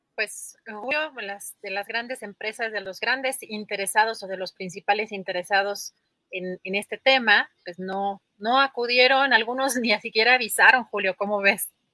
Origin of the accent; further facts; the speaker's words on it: Mexico; como mexicanos estamos acostumbrados